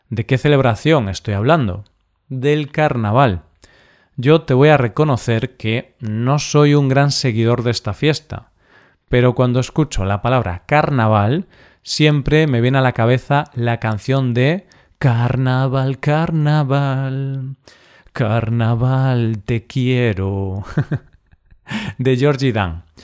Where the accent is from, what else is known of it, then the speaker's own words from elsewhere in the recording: Galicia, Spain; el cocido gallego de mi tierra